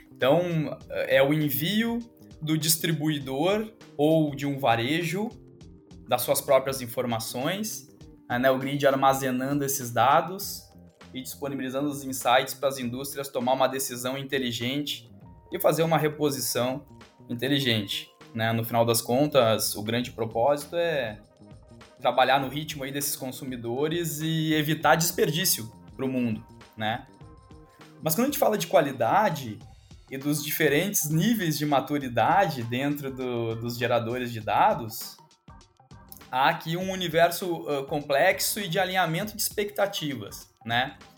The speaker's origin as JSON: {"language": "Portuguese", "region": "Rio Grande do Sul", "country": "Brazil", "said": "eu sou gaúcho"}